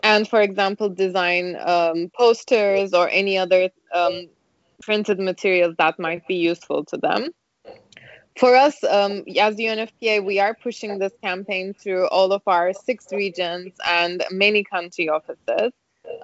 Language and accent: English; Ankara, Turkey; now in New York, United States; I am from Ankara. I am from Turkey